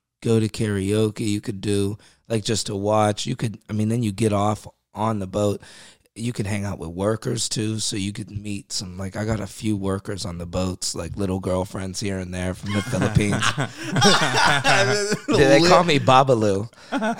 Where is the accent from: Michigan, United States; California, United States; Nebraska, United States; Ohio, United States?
Ohio, United States; Youngstown; this guy from my hometown, Youngstown